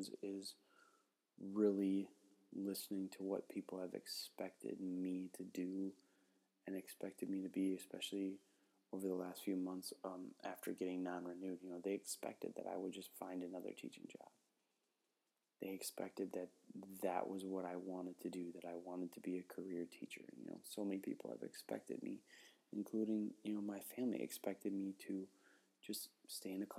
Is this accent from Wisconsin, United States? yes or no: yes; Cumberland, Wisconsin, United States; I grew up in Cumberland, Wisconsin, which is a wonderful town, an incredible place to grow up